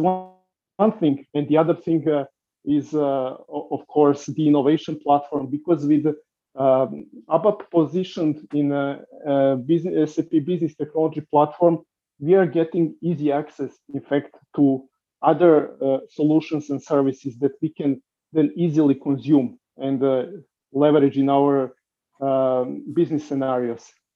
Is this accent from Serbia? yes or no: yes; Serbia; I come from Serbia